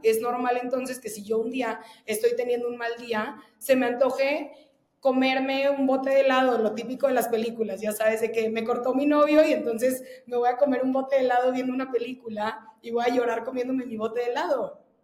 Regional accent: Veracruz, Mexico; moved away; yo soy de Veracruz y, justo como que creo que el ambiente en el que yo crecí y en el que viví prácticamente, la, bueno, más de la mitad de mi vida

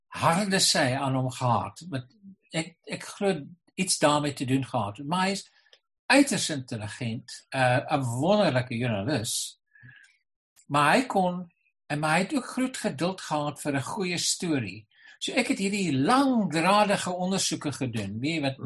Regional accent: Boland, Western Cape, South Africa; ek het in die Boland groot geword waar ons almal Engels en Afrikaans vlot gepraat het.

